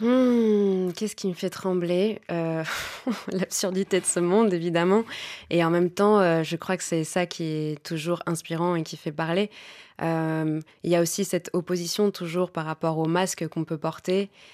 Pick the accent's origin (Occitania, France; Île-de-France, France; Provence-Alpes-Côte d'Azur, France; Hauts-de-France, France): Île-de-France, France; Paris; je suis née en France, ma mère est française, mon expérience de vie est française avant tout